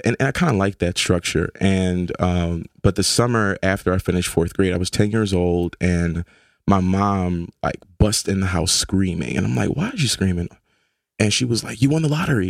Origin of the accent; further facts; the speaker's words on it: Philadelphia, Pennsylvania, United States; moved away as an adult; now in New Haven, United States; I grew up in South Philly off of twenty-third and Federal.